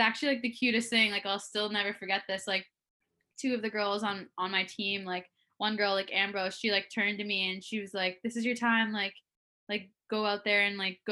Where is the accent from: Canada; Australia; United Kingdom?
Canada; Toronto, Ontario; moved away as an adult; also born or lived in Boston; being in my hometown growing up